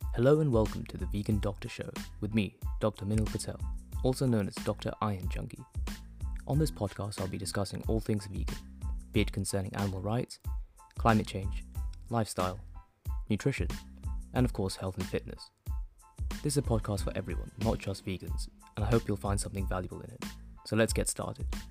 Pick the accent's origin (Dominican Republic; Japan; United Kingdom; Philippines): United Kingdom; London; I was born in London, my parents are from Gujarat